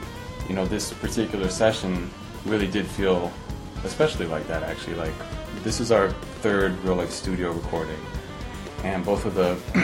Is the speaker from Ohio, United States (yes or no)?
no; Denver, Colorado, United States; moved away as an adult; also born or lived in Rochester, New York / Los Angeles; we grew up in Denver